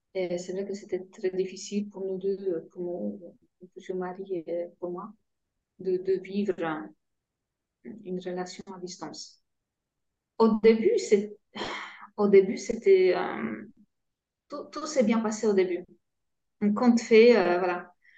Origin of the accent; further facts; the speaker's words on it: Poland; French is a second language; moved away as an adult; now in France; j'ai grandi euh, en Pologne, dans une famille euh, polonaise